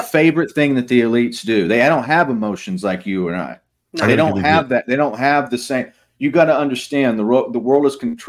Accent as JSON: {"language": "English", "country": "United States", "said": "I'm an American, and I hear a lot of my fellow Americans are very, because of their Christian Zionism, are very much pro-Israel"}